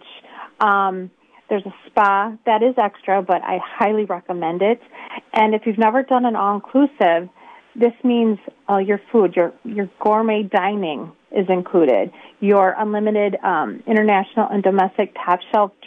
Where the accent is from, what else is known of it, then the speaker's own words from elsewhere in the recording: Rubicon, Wisconsin, United States; I'm from Rubicon